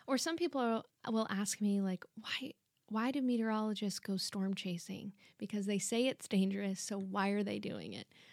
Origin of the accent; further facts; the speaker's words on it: Dallas area and San Antonio, Texas, United States; I grew up partially in the Dallas area and partially here in San Antonio